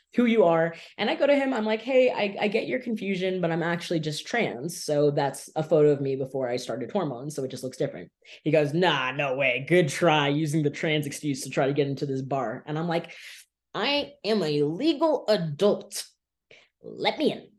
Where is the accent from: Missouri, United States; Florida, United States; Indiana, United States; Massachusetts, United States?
Florida, United States; Miami Beach; I have lived in South Florida my entire life, born and raised in Miami Beach